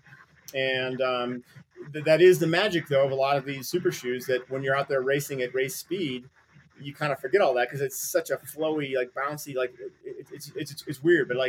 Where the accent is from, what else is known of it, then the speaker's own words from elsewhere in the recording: Midwest, United States; now in Colorado, United States; I grew up skiing in the Midwest.